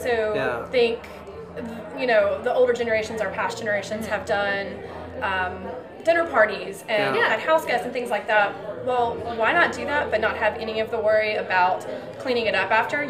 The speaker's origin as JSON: {"language": "English", "town": "Fort Knox", "region": "Kentucky", "country": "United States", "moved": "yes", "said": "I'm from Kentucky"}